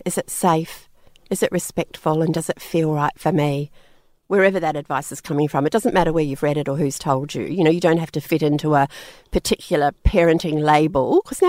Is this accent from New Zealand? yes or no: yes; New Zealand; I'm actually from New Zealand originally, but we moved over there.